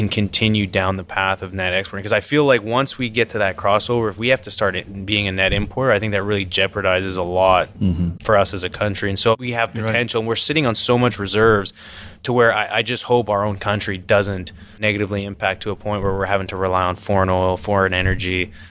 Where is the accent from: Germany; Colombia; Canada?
Canada; now in United States; And I'm coming from Canada. It's like I have not witnessed that until coming down here.